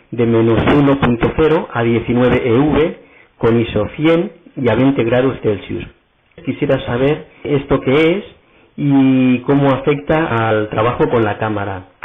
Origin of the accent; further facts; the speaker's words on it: Barcelona, Catalonia, Spain; soy de Barcelona